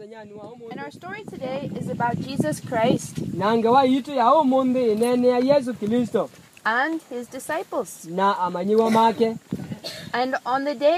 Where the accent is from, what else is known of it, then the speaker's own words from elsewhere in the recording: Indiana, United States; moved away as an adult; I came from America, from USA. And I live there in a state called Indiana